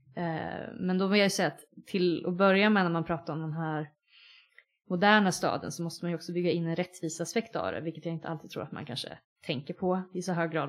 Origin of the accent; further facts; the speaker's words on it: Linköping, Östergötland, Sweden; now in Uppsala, Sweden; Linköping där jag kommer ifrån